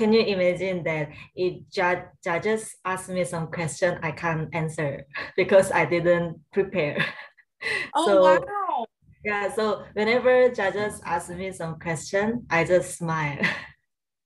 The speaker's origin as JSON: {"language": "English", "country": "South Korea", "second_language": "English", "moved": "as an adult", "lives_now": "Singapore", "said": "I'm originally from South Korea. Then I moved to Singapore when I was after graduate my college"}